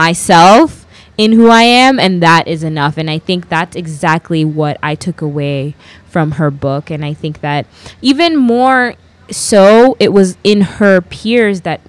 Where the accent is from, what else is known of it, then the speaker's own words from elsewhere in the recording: Kenya; I am a Kenyan, Ghanaian girl who grew up completely Kenyan